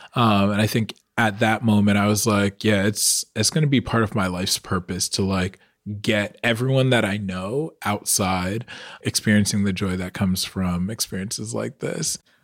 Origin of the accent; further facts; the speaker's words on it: Long Island, New York, United States; growing up on Long Island